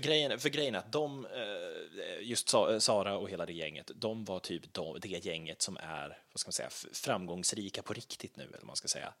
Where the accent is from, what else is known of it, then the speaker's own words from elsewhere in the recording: Lerdala, Västra Götaland, Sweden; Lerdala, min hemby, som ligger i och ungefär ja, en halvtimme utanför Skövde